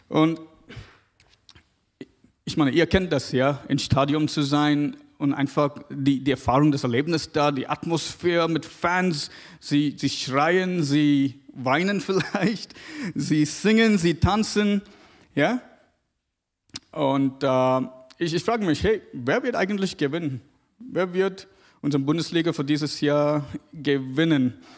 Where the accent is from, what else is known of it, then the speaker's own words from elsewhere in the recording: South India, India; Ich komme aus Indien, aus Südindien, ganz, ganz süd, südlich.